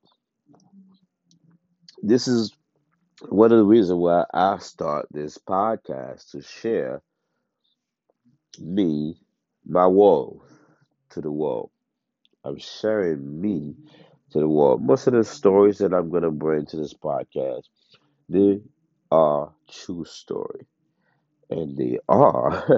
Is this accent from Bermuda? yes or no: no; Haiti; now in United States; I was born and raised in Haiti. I came to the States, at a certain age